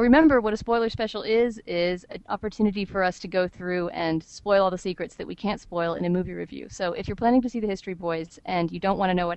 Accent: United States; as an American movie watcher

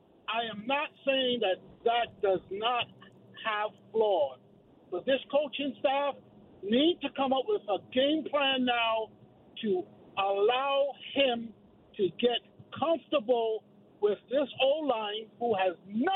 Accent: New York City, New York, United States; now in Pennsylvania, United States; I am a transplant from Brooklyn, New York, residing in PA right now.

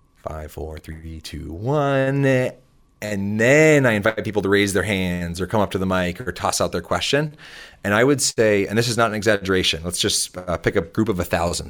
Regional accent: south of Boston, Massachusetts, United States; I grew up just thirty minutes, uh, south of Boston

